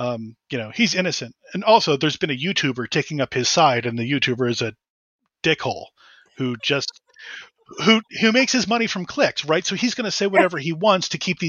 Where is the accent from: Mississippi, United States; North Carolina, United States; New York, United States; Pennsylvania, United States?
Pennsylvania, United States; Doylestown; I did. I was born in Doylestown, Pennsylvania.